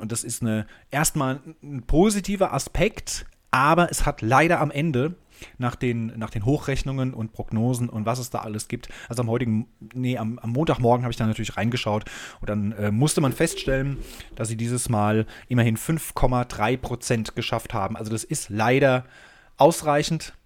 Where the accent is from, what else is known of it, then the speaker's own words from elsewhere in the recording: Germany; now in Hamburg, Germany; als Deutscher